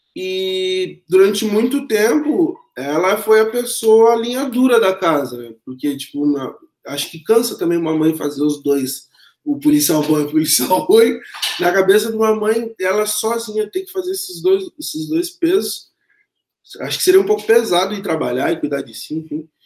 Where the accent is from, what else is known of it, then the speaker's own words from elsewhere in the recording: Pelotas, Rio Grande do Sul, Brazil; moved away as an adult; nascido dia 13 de 9 de 1985, em Pelotas, onde eu residi até três anos atrás, onde fiz minha formação também escolar, acadêmica. Eu quase nunca saí de lá, eu sou pelotense nato demais